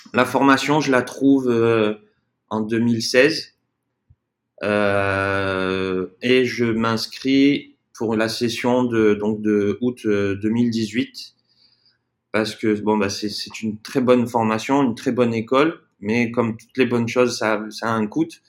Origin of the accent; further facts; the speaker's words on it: south of France, France; moved away as an adult; also born or lived in Brazil; now in Playa del Carmen, Mexico; nous à la base, on est du sud de la France